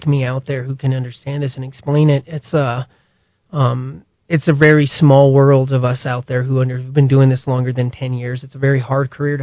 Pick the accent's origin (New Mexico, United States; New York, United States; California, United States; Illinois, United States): New Mexico, United States; South Valley; I grew up in the South Valley in Kenny Brick